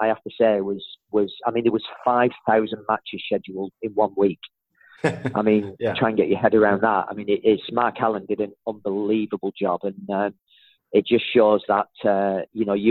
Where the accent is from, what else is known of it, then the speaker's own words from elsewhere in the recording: Manchester, North West England, United Kingdom; moved away; my hometown of Manchester